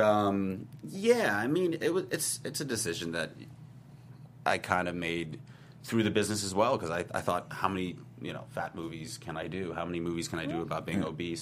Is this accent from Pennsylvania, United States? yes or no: no; New York, United States; now in Los Angeles, United States; I'm a New Yorker